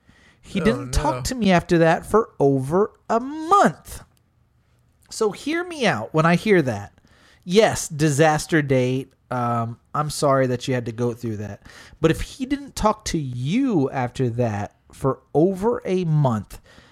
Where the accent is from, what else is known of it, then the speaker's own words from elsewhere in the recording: Smithville, Texas, United States; also born or lived in San Antonio; I'm born in San Antonio, raised in Smithville, moved back to San Antonio...